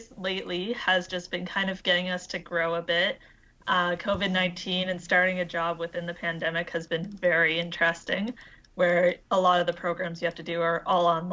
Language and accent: English; Fredericton, New Brunswick, Canada; moved away as an adult; now in Newfoundland, Canada; I did not want to stay in my hometown. I'm from New Brunswick